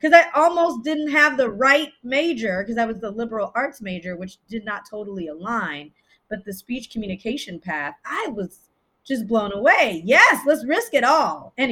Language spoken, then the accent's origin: English; Japan; also born or lived in Italy; now in United States; so I'm Belizean from Central America, but I was born in Italy but I was raised, my formative years I spent in Japan, but I was also raised in America as well.